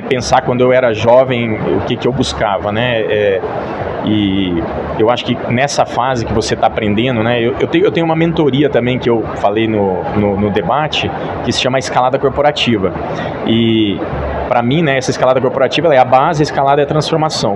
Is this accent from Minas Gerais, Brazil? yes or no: yes; Itaúna, Minas Gerais, Brazil; eu sou de Minas